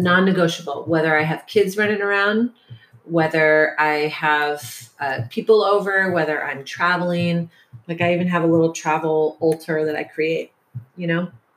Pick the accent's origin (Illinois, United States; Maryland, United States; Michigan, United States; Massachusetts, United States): Michigan, United States; Detroit; moved away as an adult; also born or lived in Portland / San Francisco; now in San Diego, United States; the generation I was raised in in Detroit